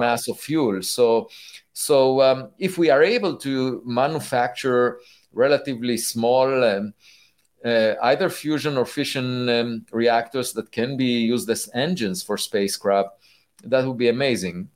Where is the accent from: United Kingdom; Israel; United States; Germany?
Israel; I was born in Israel